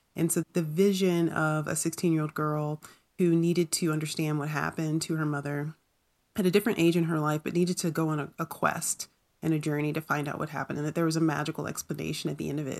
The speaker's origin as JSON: {"language": "English", "region": "North Carolina", "country": "United States", "tie": "born or raised there", "said": "growing up in North Carolina"}